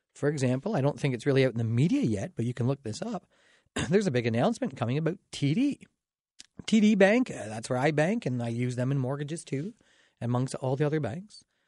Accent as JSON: {"language": "English", "town": "Dorchester", "region": "Ontario", "country": "Canada", "tie": "born or raised there", "said": "I grew up in Dorchester, so I'm pretty proud of it"}